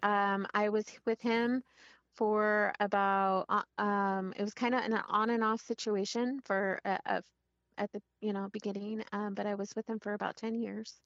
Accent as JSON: {"language": "English", "town": "Monterey", "region": "California", "country": "United States", "tie": "born or raised there", "moved": "yes", "lives_now": "Washington, United States", "said": "I grew up in Monterey, California"}